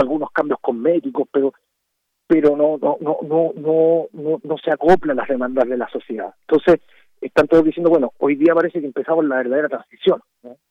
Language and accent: Spanish; Chile; desde Chile